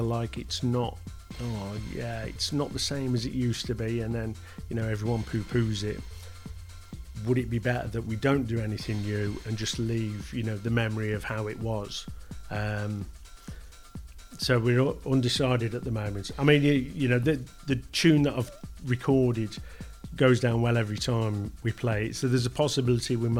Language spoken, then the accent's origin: English; Stafford, West Midlands, United Kingdom; I'm just … from Stafford